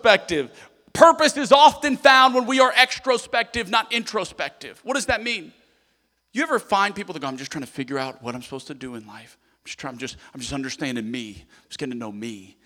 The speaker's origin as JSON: {"language": "English", "town": "Lafayette", "region": "Louisiana", "country": "United States", "tie": "born or raised there", "moved": "yes", "said": "I was in Lafayette for the 500-year flood."}